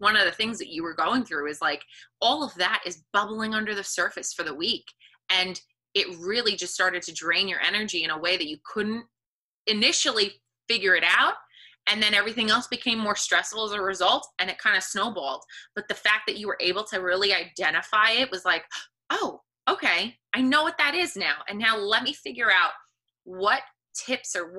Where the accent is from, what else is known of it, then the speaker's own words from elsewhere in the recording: New York metropolitan area, United States; we are from the New York, New Jersey area